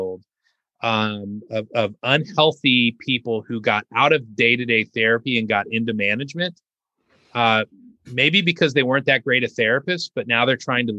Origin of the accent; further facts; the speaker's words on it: Southern California, United States; moved away as an adult; now in Arkansas, United States; growing up in Southern California